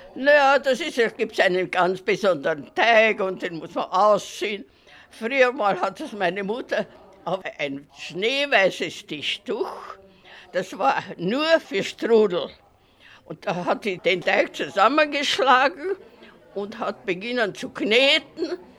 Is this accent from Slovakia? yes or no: yes; Bratislava, Bratislava Region, Slovakia; Bei uns in Pressburg war das nicht